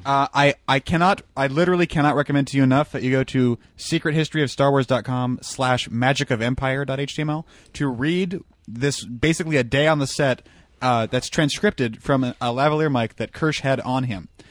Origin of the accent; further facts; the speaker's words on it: Arkansas, United States; when I was growing up in Arkansas